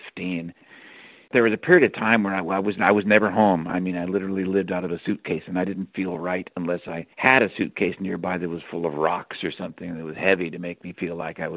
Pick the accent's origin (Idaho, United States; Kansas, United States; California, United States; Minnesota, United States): California, United States; Cupertino; moved away as an adult; also born or lived in Palo Alto, California / New York City / Ireland; now in Seattle, United States; I'm from California originally, born in Palo Alto, raised in Cupertino, which was a little addendum to San Jose in the lower Bay Area there